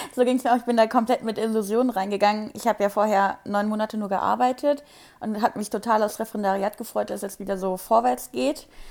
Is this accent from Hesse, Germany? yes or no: yes; Wiesbaden, Hesse, Germany; Ich komme aus Wiesbaden